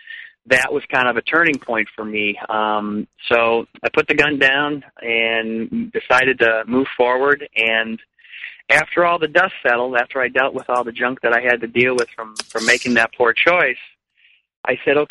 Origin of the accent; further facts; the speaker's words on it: Chicago, Illinois, United States; moved away; also born or lived in Arizona; I grew up in Chicago, and I always had music in my life